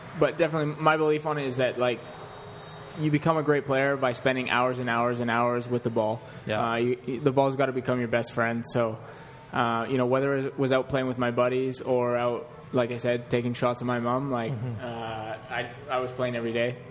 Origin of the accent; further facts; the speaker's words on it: Canada; we're Canadian guys who've gone to Europe